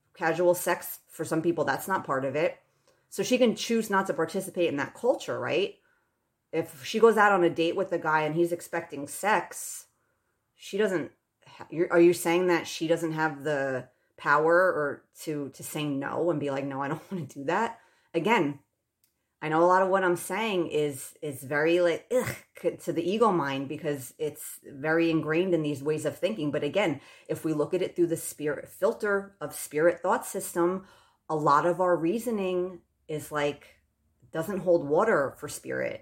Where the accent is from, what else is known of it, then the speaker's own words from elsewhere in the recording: United States; I still deeply identify as an American